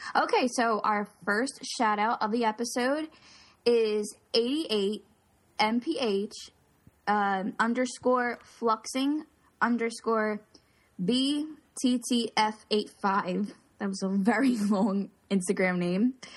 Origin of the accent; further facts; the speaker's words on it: Philadelphia, Pennsylvania, United States; Philly, my hometown